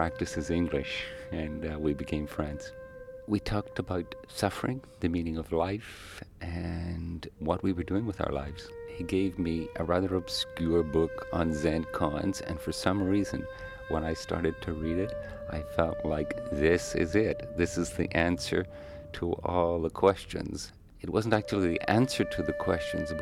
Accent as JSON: {"language": "English", "country": "Ireland", "tie": "born or raised there", "also_born_or_lived": "Tokyo, Japan", "moved": "as an adult", "lives_now": "San Francisco, United States", "said": "I grew up in Ireland"}